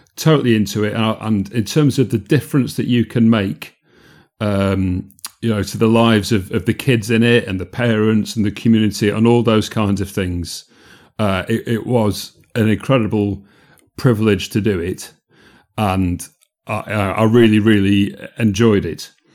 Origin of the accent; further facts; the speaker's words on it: Yorkshire and the Humber, United Kingdom; moved away as an adult; also born or lived in Manchester / London; I'm from South Yorkshire